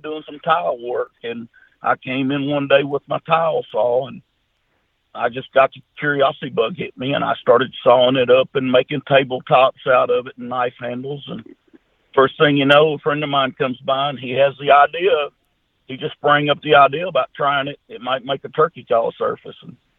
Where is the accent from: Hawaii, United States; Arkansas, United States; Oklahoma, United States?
Arkansas, United States; Junction City; I'm just a country boy. My hometown, Junction City, Arkansas, Louisiana. We got about 1,400 or 1,500 people here with one red light.